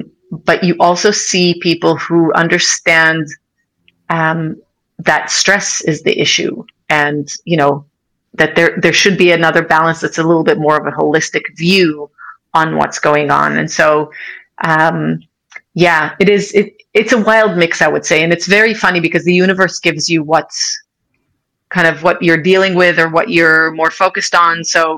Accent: United States; You know, I grew up in America.

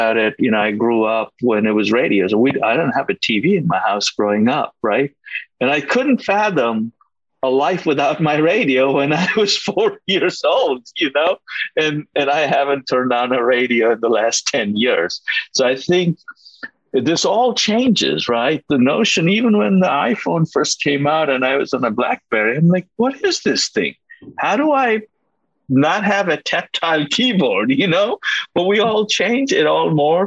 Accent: India; moved away; I was born and I grew up in India, a country that was very different from what it is today.

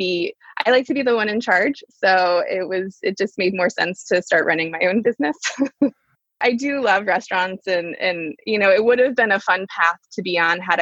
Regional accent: Dayton, Ohio, United States; I grew up in Dayton, Ohio.

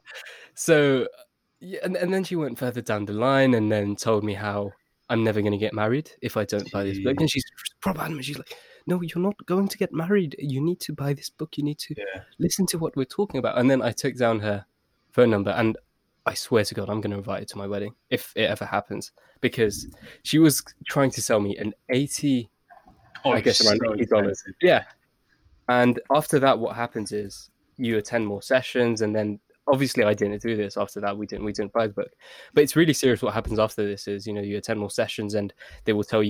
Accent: London, United Kingdom; my parents are from Pakistan, I was born in London

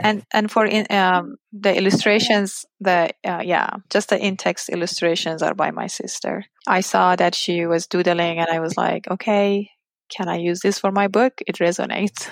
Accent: Iran; English is a second language; moved away as an adult; now in United States; the US and my home country, Iran

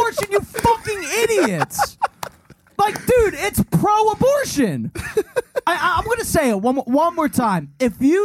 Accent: Darby, Pennsylvania, United States; also born or lived in Northeast Philadelphia; I was born in Darby Borough

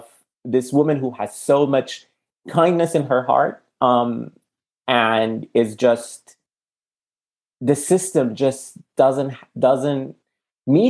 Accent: Sudan; now in United States; I'm from Sudan, and if you have a Sudanese passport, you're stopped everywhere

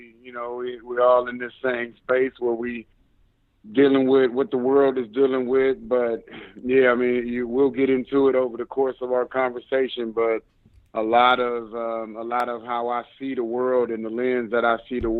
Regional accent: Cleveland, Ohio, United States; typical inner city Cleveland, Ohio

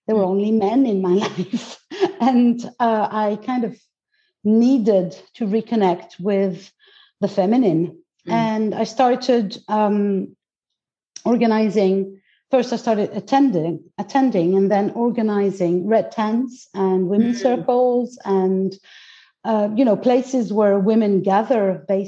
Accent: Greece; English is a second language; I was born into it because I'm Greek. Mm-hmm. So I was born in Greece

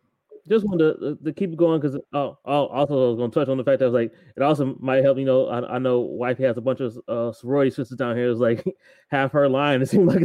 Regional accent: Ohio, United States; now in Texas, United States; I forgot that I'm from Ohio

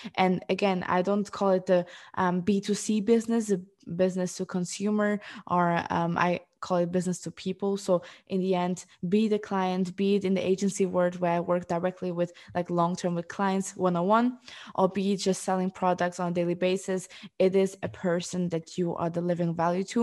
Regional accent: Luxembourg; moved away as an adult; also born or lived in Portugal; now in Amsterdam, Netherlands; I am originally from Portugal. I grew up in, um, Luxembourg, and four years ago, I moved to Amsterdam

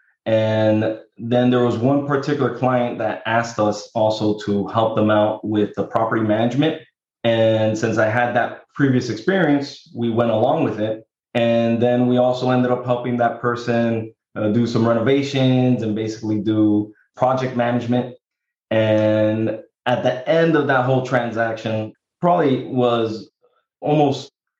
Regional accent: Miami, Florida, United States; I'm from Miami, Florida

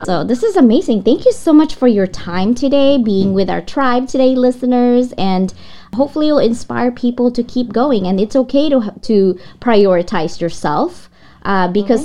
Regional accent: Philippines; now in United States; I was born and raised in the Philippines.

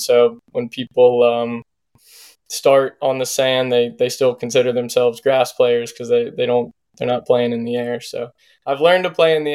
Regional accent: Virginia Beach, Virginia, United States; growing up in Virginia Beach, I played in it when I was younger

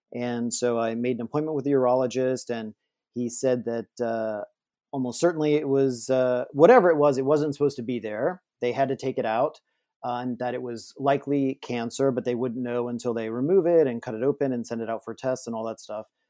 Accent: New Orleans, Louisiana, United States; I am from New Orleans

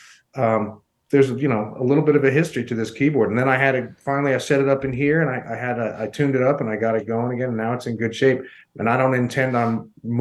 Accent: New York, United States; moved away as an adult; also born or lived in Colorado Springs, Colorado; now in Denver, United States; I'm originally from New York

